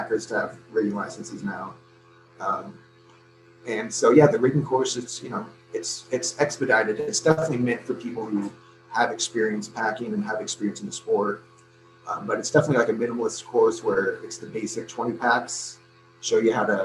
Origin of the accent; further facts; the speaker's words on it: Northwest, United States; now in Arizona, United States; I'm from the Northwest